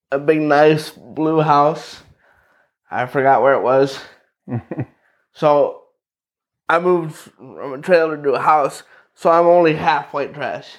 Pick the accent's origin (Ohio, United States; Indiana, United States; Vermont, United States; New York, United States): Indiana, United States; Knox; born or raised there; also born or lived in Valparaiso, Indiana / Lakeville, Indiana